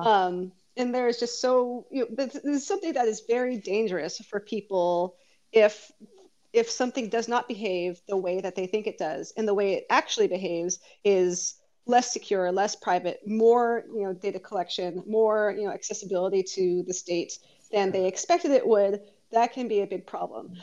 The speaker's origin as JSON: {"language": "English", "area": "Bay Area", "region": "California", "country": "United States", "tie": "born or raised there", "said": "born and raised in the Bay Area"}